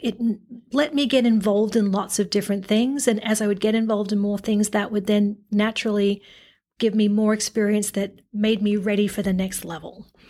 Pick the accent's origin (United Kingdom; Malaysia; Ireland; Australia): Australia; now in United States; the Aussie in me